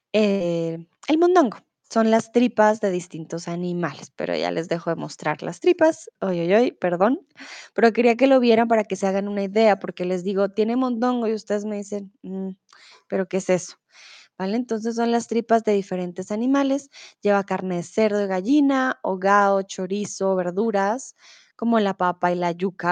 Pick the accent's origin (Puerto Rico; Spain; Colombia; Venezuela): Colombia; Bogotá; also born or lived in Mexico; now in Germany; Yo no soy de Medellín, ¿vale? Yo soy de Bogotá.